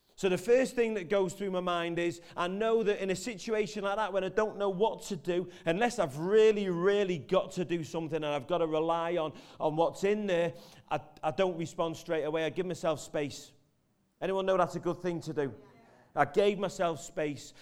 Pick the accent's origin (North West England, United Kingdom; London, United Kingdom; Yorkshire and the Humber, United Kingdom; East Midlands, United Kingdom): North West England, United Kingdom; Merseyside; I'm from Merseyside